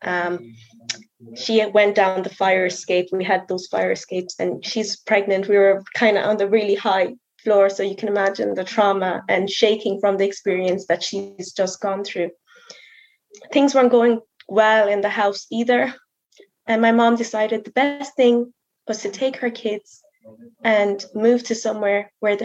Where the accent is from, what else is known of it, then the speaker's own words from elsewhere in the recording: Mayo, Connacht, Ireland; also born or lived in South Africa; I'm from Mayo